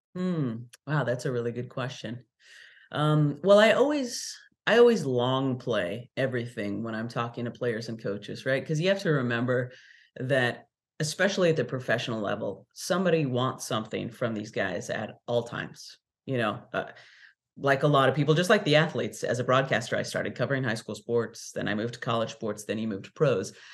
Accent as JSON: {"language": "English", "region": "California", "country": "United States", "tie": "born or raised there", "moved": "as an adult", "lives_now": "Philadelphia, United States", "said": "I'm from California"}